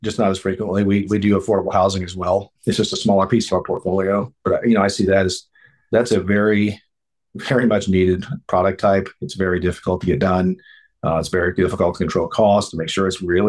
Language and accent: English; Evansville, Indiana, United States; I grew up in Evansville, Indiana